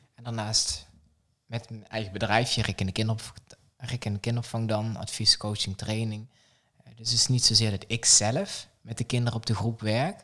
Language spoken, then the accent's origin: Dutch; south of the Netherlands, Netherlands; in het zuiden waar ik vandaan kom